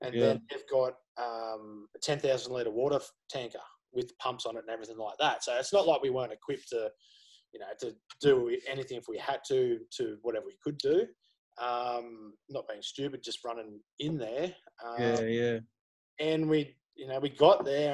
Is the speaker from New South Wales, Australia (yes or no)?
yes; Wagga Wagga, New South Wales, Australia; moved away; I'm from Wagga. I was born in Wagga.